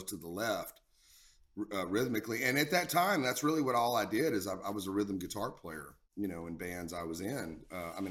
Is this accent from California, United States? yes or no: no; Texas, United States; also born or lived in New Orleans / Florida / Dallas; Growing up in Texas was monumental